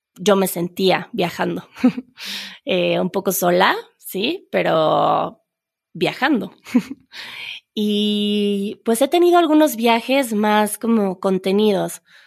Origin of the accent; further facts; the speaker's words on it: Mexico City, Mexico; moved away; Las personas que crecimos en la Ciudad de México